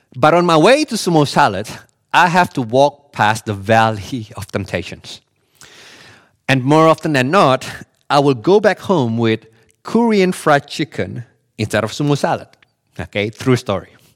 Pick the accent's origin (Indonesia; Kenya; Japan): Indonesia; Bali; I grew up in Bali